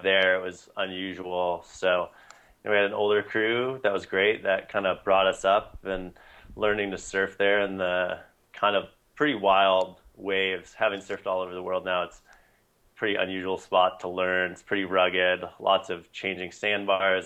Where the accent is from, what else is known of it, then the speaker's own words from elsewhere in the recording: Pistol River, Oregon, United States; I grew up in Southern Oregon, beautiful stretch of coast